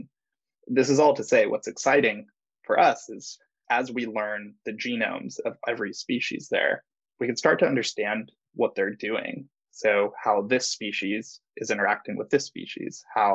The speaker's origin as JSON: {"language": "English", "town": "San Clemente", "region": "California", "country": "United States", "also_born_or_lived": "San Diego, United States", "moved": "as an adult", "lives_now": "San Francisco, United States", "said": "I was from South Orange County, San Clemente. It's a little surf town. So we were pretty much beach people"}